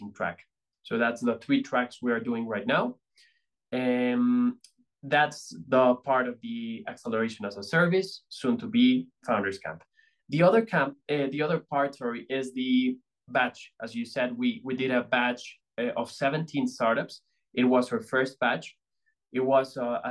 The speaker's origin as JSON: {"language": "English", "town": "Bogota", "region": "Bogotá", "country": "Colombia", "said": "I'm from Colombia. I'm from Bogota"}